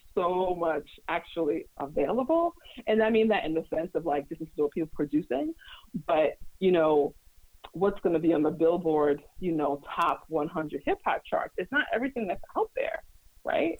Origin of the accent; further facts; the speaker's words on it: New York City, New York, United States; I'm also from Brooklyn